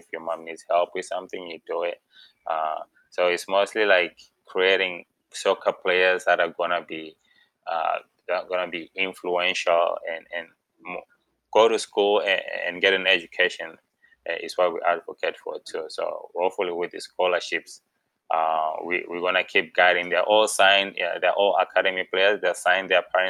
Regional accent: Zimbabwe; moved away as an adult; now in United States; We can say that I'm from Zimbabwe, for example. I'm from Zimbabwe. I was born in Zimbabwe, you know. But when I came to the US, I was like 18, 19, you know.

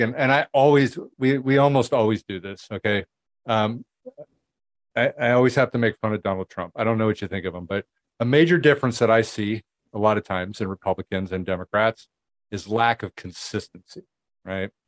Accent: United States; I'm an American

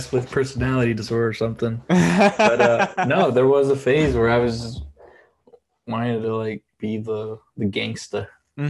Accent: Delavan, Wisconsin, United States; moved away as an adult; now in Chicago, United States; in third grade, my family moved to Wisconsin to a town called Delvin. It's like southeastern, small town, a total like cultural shock when I moved. And I lived there like throughout up to like high school.

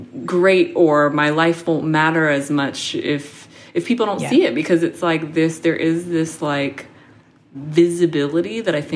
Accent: Seattle, Washington, United States; because I grew up in Seattle, so I'm used to it.

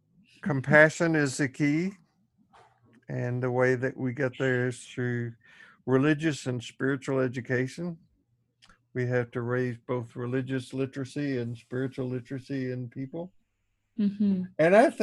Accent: Tennessee, United States; growing up in the Jim Crow South in Tennessee

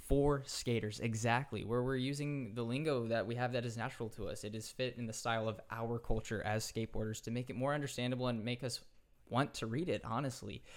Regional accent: Central California, United States; also born or lived in San Diego; I grew up in Central California. And once I got into college, I, I moved to San Diego

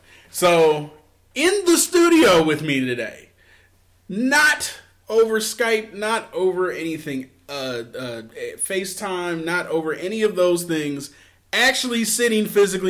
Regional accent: Philadelphia, Pennsylvania, United States; Philadelphia is my hometown. I love my city to death.

